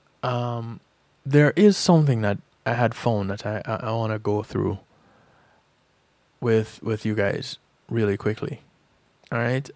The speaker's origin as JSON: {"language": "English", "country": "Jamaica", "tie": "born or raised there", "moved": "yes", "lives_now": "United States", "said": "I grew up in Jamaica"}